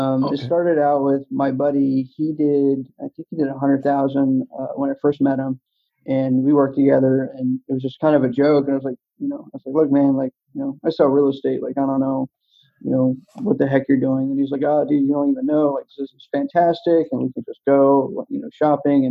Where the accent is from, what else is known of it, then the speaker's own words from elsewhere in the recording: East Coast, United States; I grew up on the East Coast